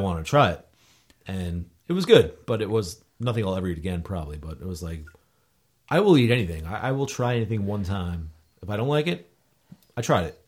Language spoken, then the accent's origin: English; Wall Township, New Jersey, United States; I grew up in Wall Township